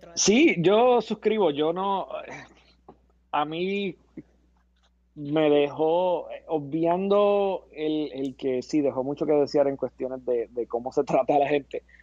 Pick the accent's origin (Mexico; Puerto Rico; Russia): Puerto Rico; como boricua, como boricua